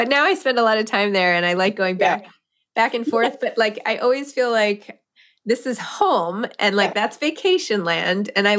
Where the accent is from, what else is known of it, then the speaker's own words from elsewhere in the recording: New York City, New York, United States; also born or lived in Los Angeles; I grew up in New York.